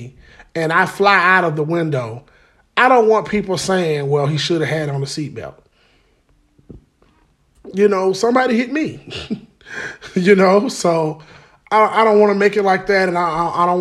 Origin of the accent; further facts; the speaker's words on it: Birmingham, Alabama, United States; I am from Fountain Heights, 1408 16th Street North, off the four-way